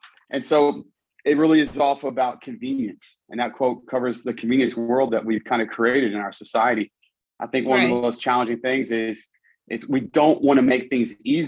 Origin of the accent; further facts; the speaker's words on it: Charlottesville, Virginia, United States; I grew up in Charlottesville, Virginia